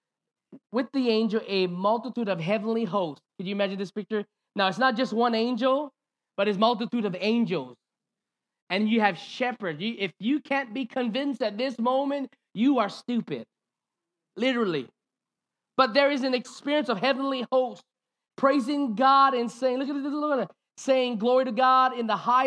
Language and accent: English; Hawaii, United States; we grew up in Hawaiian culture